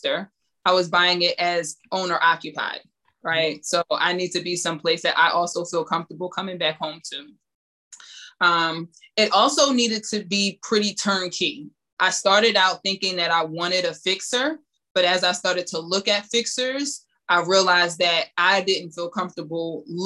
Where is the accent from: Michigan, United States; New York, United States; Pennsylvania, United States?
Pennsylvania, United States; Philadelphia; now in Los Angeles, United States; I'm from Philly.